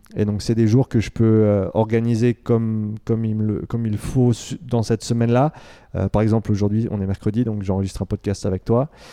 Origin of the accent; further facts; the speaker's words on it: Romandy, Switzerland; moved away as an adult; also born or lived in Vancouver, Canada; j'ai grandi ici euh, en Suisse.